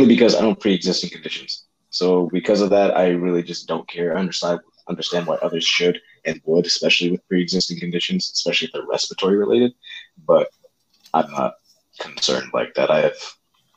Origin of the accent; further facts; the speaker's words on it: Connecticut, United States; moved away as an adult; now in California, United States; grew up in Connecticut